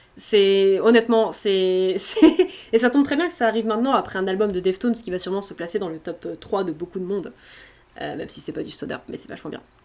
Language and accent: French; Brittany, France; je suis bretonne